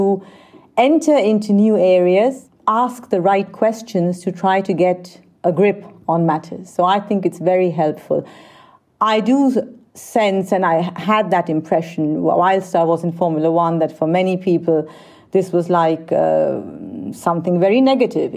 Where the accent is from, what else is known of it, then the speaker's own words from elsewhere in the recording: Vienna, Austria; also born or lived in India; I grew up in Vienna